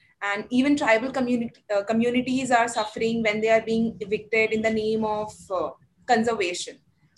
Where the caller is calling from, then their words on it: Jamshedpur, Jharkhand, India; I'm a researcher at IMPRI, and I'm joining from Jamshedpur, Jharkhand.